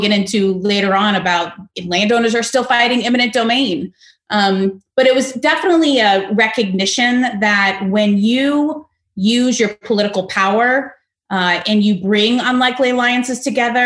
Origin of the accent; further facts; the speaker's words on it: Fort Lauderdale, Florida, United States; moved away; I was born and raised in Fort Lauderdale, Florida.